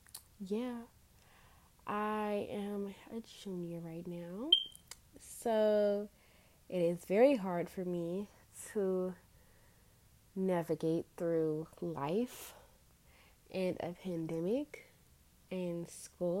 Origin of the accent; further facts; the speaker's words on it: Washington, District of Columbia, United States; I'm from Washington, D.C. I'm 16 years old